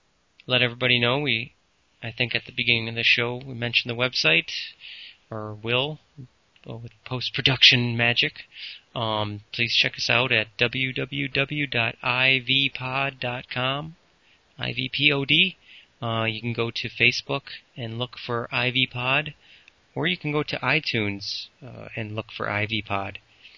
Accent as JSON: {"language": "English", "town": "Peru", "region": "Illinois", "country": "United States", "tie": "born or raised there", "said": "we grew up in Peru"}